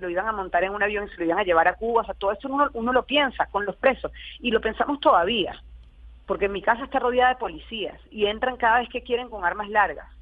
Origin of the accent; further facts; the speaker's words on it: Venezuela; nosotros como venezolanos